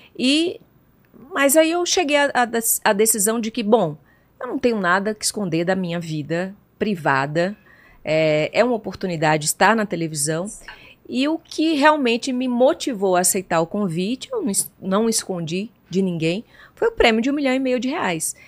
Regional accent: João Pessoa, Paraíba, Brazil; nasci em João Pessoa, capital da Paraíba

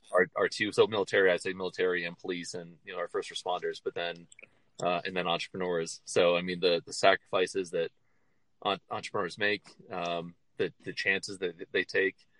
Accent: Midwest, United States; moved away as an adult; now in Denver, United States; growing up in the Midwest

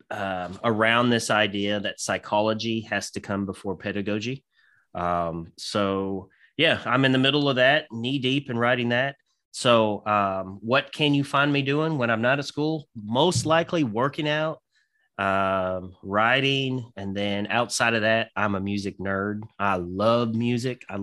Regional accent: Scotland, United Kingdom; I'm I'm obviously Scottish as well

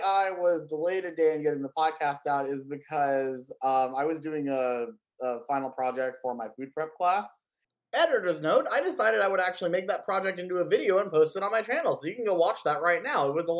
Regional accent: Las Vegas, Nevada, United States; I'm from Vegas

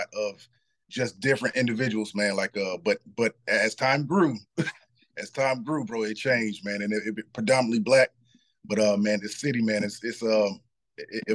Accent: Morrow, Georgia, United States; I'm from Clayton County, Morrow, Rex Road, Backwood, Maddox Road, Southside

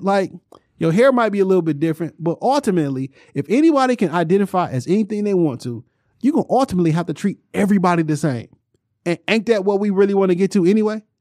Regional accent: Detroit, Michigan, United States; I grew up on the Jarrell area. So my immediate stomping grounds was from Joe Roden Evergreen to Joe Roden Southfield Freeway.

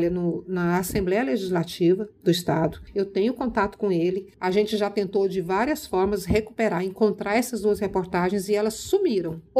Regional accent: Minas Gerais, Brazil; born there; Aí ele falou, é Minas. Eu falei, nossa, eu nasci em Minas.

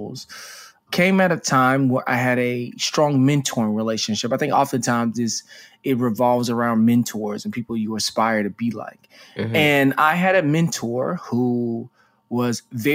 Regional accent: Dallas, Texas, United States; I was a guy from Dallas, Texas, grew up with starched jeans

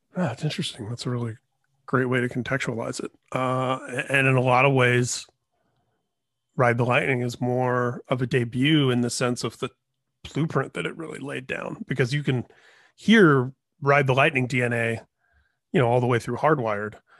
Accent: Indiana, United States; moved away; also born or lived in Washington; I grew up in Indiana

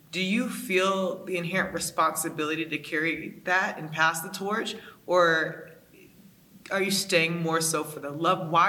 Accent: Raleigh, North Carolina, United States; I'm a girl from Raleigh, North Carolina

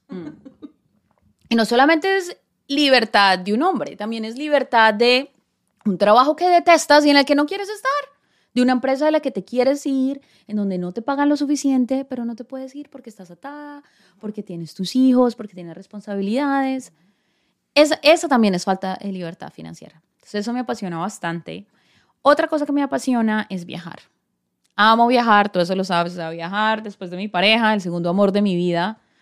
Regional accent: San José del Guaviare, Guaviare, Colombia; moved away as an adult; also born or lived in Bogotá; now in United States; obviamente toda mi familia está en Bogotá, pero crecí en el llano, en San José del Guaviare

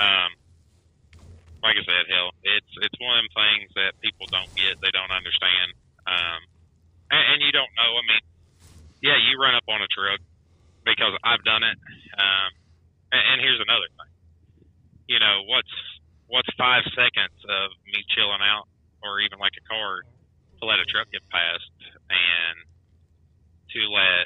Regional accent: United States; me as an American versus a foreigner

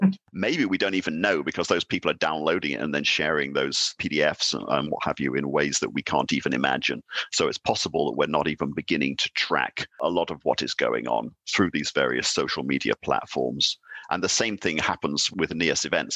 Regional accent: United Kingdom; now in Denmark; I'm British and I'm sitting here in Denmark, heading a Nordic Institute

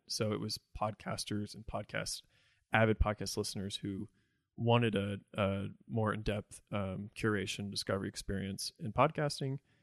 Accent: Evansville, Indiana, United States; also born or lived in Jacksonville, Florida; I was born in Florida, in Jacksonville. Uh, I lived there till I was ten. And then I moved to Evansville, Indiana. Uh, and I identify as a Hoosier.

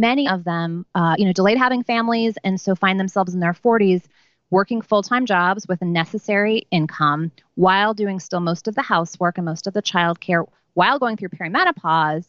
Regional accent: New York City, New York, United States; I grew up on St. Mark's Place between first and second. My parents moved there in 1973

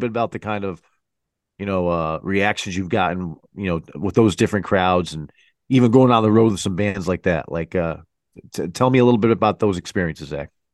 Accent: Connecticut, United States; we're from Connecticut, so we kinda gotta give big ups to, to our local, uh, you know, our local scene

